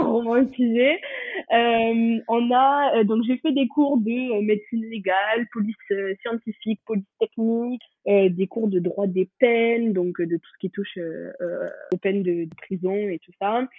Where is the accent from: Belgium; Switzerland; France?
France; moved away as an adult; also born or lived in Toulouse; now in Bangor, United Kingdom; j'ai grandi dans les Pyrénées